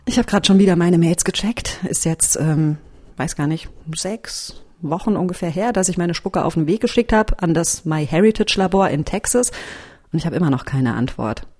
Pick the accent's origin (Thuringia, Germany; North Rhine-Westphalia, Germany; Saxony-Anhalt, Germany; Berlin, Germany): North Rhine-Westphalia, Germany; village in; Dorf, Nordrhein-Westfalen. Meine Familie väterlicherseits ist aus Münster. Mütterlicherseits ist es so, dass mein Opa aus der Region stammt, wo ich jetzt auch herkomme, aus dem kleinen Dorf